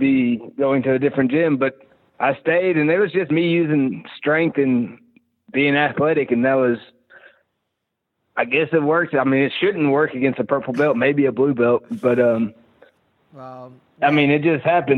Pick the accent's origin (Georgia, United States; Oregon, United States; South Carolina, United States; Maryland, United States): Georgia, United States; moved away as an adult; now in Mississippi, United States; I grew up in Georgia